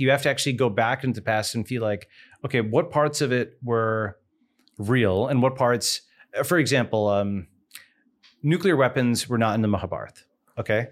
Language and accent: English; Long Island, New York, United States; moved away; born on Long Island, grew up in New York